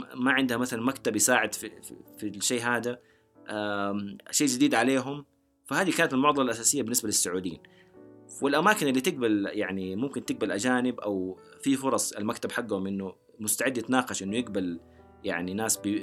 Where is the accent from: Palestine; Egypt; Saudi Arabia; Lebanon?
Saudi Arabia; انا سعودي